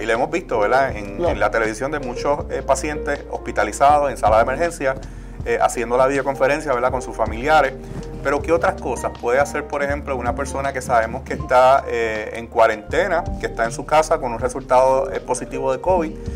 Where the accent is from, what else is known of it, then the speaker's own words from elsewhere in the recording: Puerto Rico; nosotros como puertorriqueños